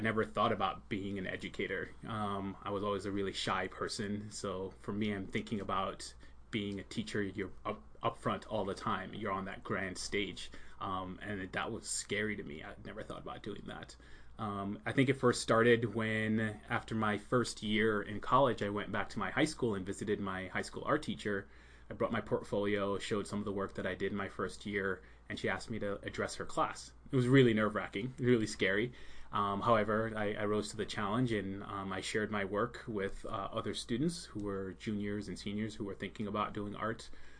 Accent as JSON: {"language": "English", "town": "Long Island", "region": "New York", "country": "United States", "tie": "born or raised there", "also_born_or_lived": "Jamaica", "said": "And I grew up in New York, Long Island, New York. Notice I don't have a Long Island accent. I don't say Long Island."}